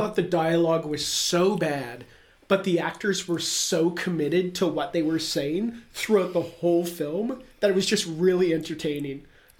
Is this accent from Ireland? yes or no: no; Canada; As a Canadian, I think we have to.